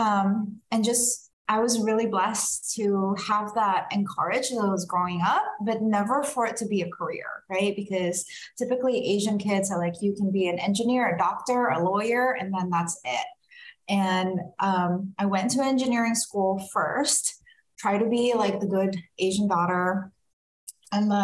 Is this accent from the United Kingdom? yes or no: no; Indonesia; also born or lived in Singapore; now in Sacramento, United States; I'm originally from Indonesia and spent some time in Singapore and then migrated to California when I went there for college.